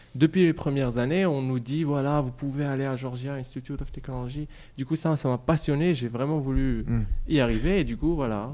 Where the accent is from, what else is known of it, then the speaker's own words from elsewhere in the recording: Morocco; moved away as an adult; also born or lived in Metz, France; now in France; je suis marocain, j'ai fait mes études là-bas